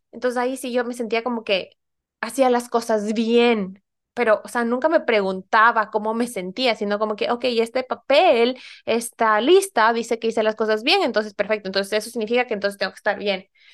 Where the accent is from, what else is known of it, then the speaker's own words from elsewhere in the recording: Ecuador; moved away as an adult; now in Norway; yo soy ecuatoriana y me mudé aquí hace ya casi ocho años